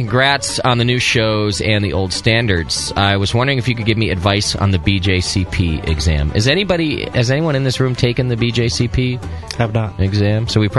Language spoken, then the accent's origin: English; New Brunswick, Canada; I ate it right out of the tub when I was a wee little fat lad growing up in New Brunswick.